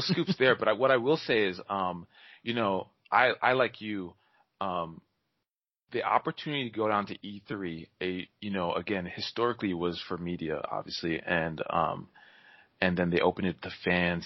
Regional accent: Maryland, United States; also born or lived in New York; I was born in New York, I, and then I grew up in, in Maryland

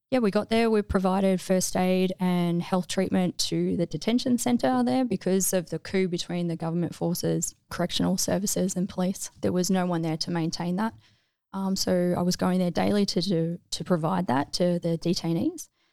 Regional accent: Melbourne, Victoria, Australia; moved away as an adult; I grew up in mostly Melbourne, but like, um, Peninsula, Mornington Peninsula area

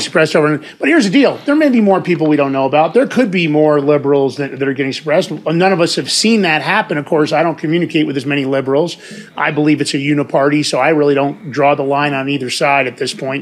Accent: New York, United States; I'm from New York

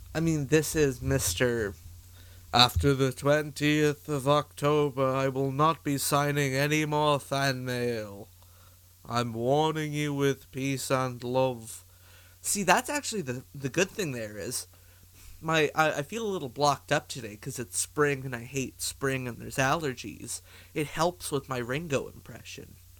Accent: Canada; as a Canadian

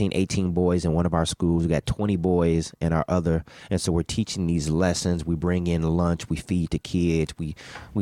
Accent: Bellwood, Illinois, United States; I grew up in Bellwood, Illinois

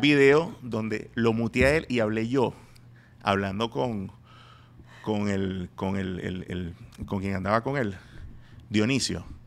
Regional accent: Venezuela; moved away; yo soy venezolano

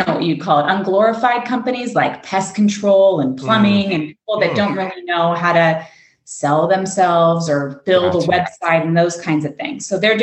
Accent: Los Angeles, California, United States; Los Angeles, California.

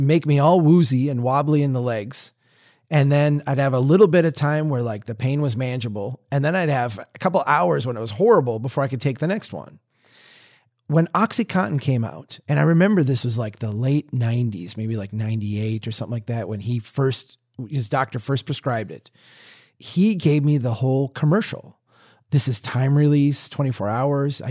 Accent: Minnesota, United States; a Minnesotan

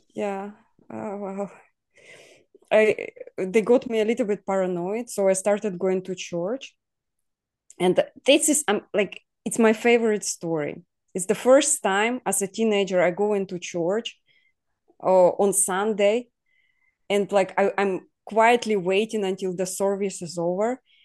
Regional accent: Ukraine; now in Poland; we all were sent to Ukraine when I was two years old. So I grew up in Ukraine, but I wasn't born there as well.

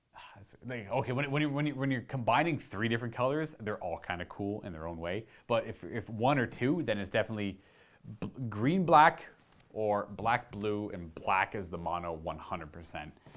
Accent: Hamilton, Ontario, Canada; I was born in Hamilton, which is Hamilton, Ontario, so, like, myself, my mother, my mother's parents were all born here in Ontario, Canada

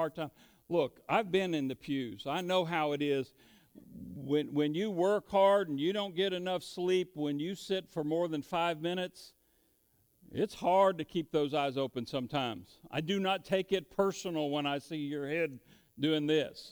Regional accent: United States; we're good Americans.

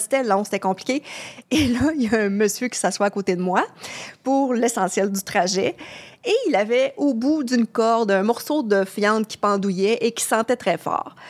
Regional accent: Quebec, Canada; accent: gros accent québécois; mon gros accent québécois euh, extrême

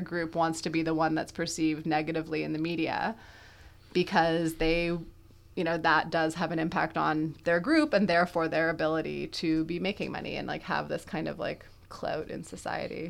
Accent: Quebec, Canada; I'm from Quebec

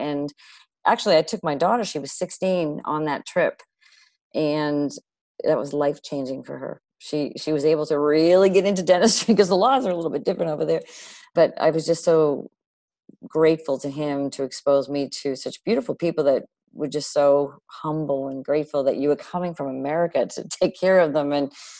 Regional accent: Milton, Massachusetts, United States; also born or lived in Texas; Milton, right outside of Boston.

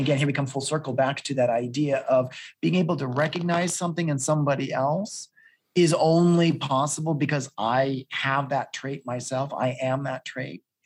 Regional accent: New England, United States; accent: Boston; I'm from New England

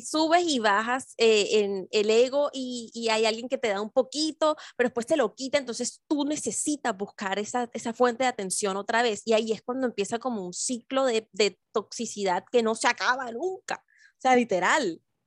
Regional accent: Barranquilla, Atlántico, Colombia; now in Bogotá, Colombia; porque las dos vivimos en Bogotá, pero somos de Barranquilla

